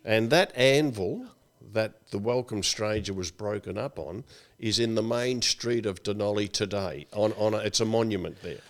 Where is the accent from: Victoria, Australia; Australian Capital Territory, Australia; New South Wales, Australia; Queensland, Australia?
Victoria, Australia; Melbourne; also born or lived in Dunolly, Victoria; back in Coburg and Brunswick, where we grew up and went to school